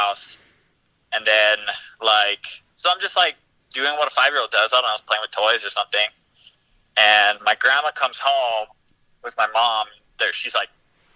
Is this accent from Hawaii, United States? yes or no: yes; Oahu, Hawaii, United States; I am from Oahu, the same island that DJ is from